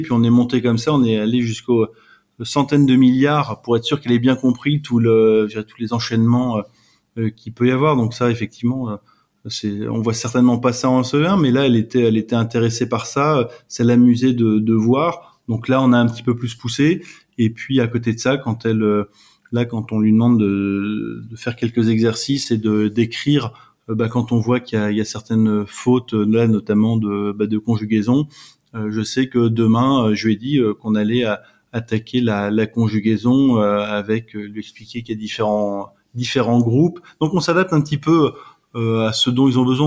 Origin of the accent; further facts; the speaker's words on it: France; on est, on est des Français